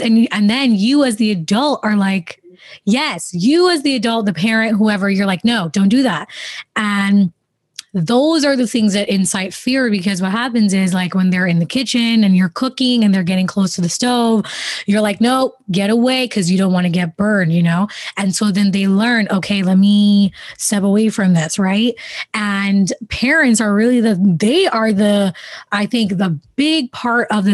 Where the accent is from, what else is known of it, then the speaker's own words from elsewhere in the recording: Jamaica; growing up in the Caribbean, especially, you know, my family's from Jamaica.